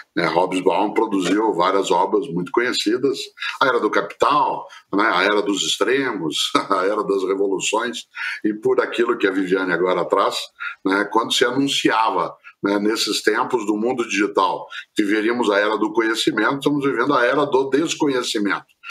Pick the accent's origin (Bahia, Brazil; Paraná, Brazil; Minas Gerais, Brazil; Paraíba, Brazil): Paraná, Brazil; Londrina; eu sou caipira de Londrina, no norte do Paraná